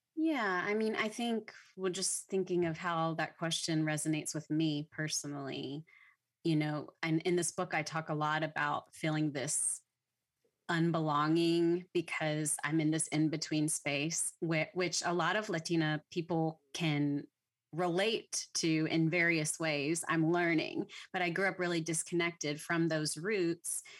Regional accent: Louisiana, United States; now in Texas, United States; I'm from Louisiana, so I didn't even mm. grow up in Texas

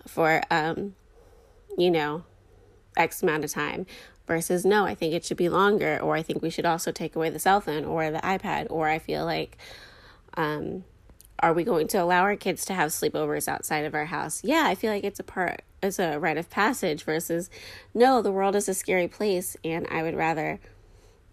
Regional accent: United States

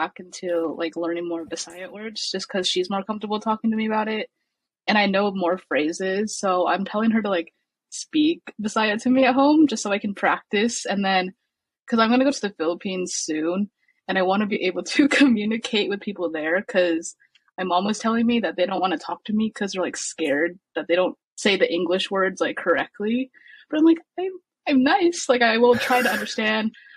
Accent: Orange County, California, United States; because I was born here. I grew up here. I live in Orange County

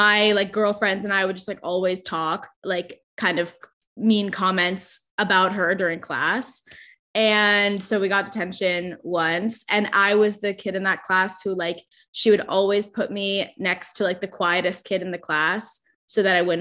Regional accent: Orange County, California, United States; also born or lived in Chicago; I grew up in Orange County, which is like known for being a conservative part of California

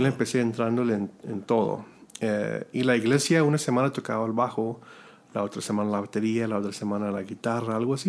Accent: Robstown, Texas, United States; Spanish is a second language; yo vengo de una ciudad que se llama Robstown, Texas

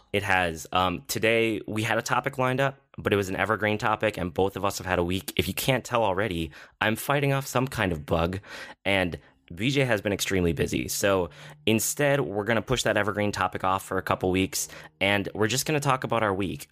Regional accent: United States; I'm American

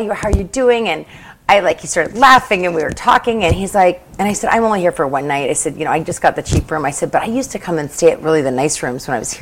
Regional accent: Portland, Oregon, United States; I grew up from Portland, Oregon

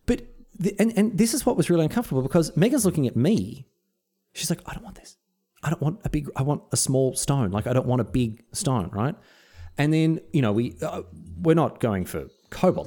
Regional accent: Melbourne, Victoria, Australia; now in Sunshine Coast, Australia; I grew up in Melbourne

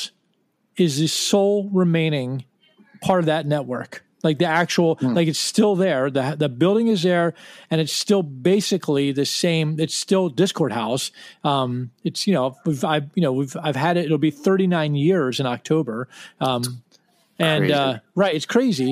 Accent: Washington, District of Columbia, United States; we're from Washington

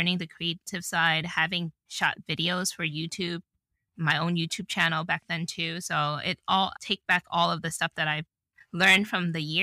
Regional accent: New York, United States; moved away as an adult; now in Renton, United States; being a New Yorker for 30 plus years

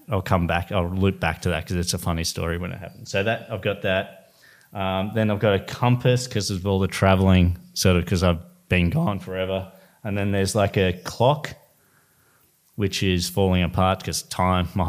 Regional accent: Sydney, New South Wales, Australia; I'm from West Sydney

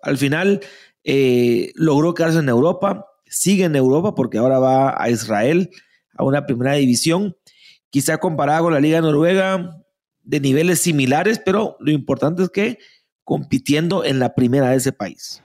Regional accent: Guatemala; somos malinches, así, nacimos, en Guatemala

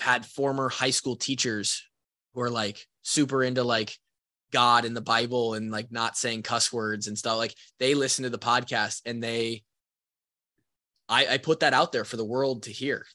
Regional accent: Marshalltown, Iowa, United States; my hometown house, the house that I grew up in in Marshalltown, Iowa

